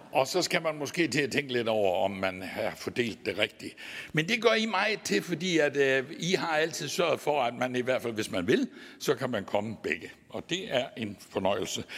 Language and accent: Danish; Vojens, Southern Denmark, Denmark; accent: Southern Jutlandic (sønderjysk); så er jeg jo sønderjyde, og det kan I også godt samtidig høre på min dialekt